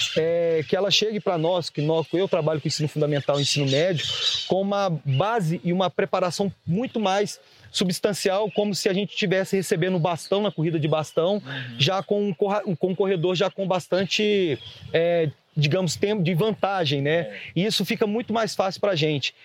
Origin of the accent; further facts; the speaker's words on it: Barroso, Minas Gerais, Brazil; sou de Barroso